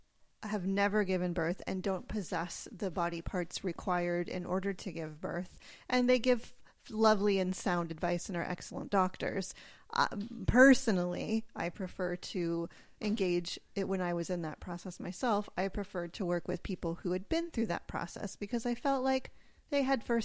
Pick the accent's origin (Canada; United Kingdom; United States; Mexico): United States; California; Yeah, I grew up in California.